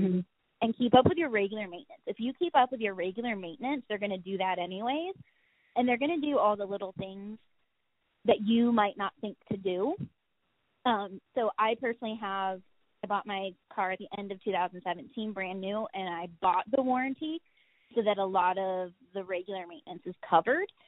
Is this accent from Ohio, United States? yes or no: yes; Ohio, United States; because I come from Ohio, I also deal with cold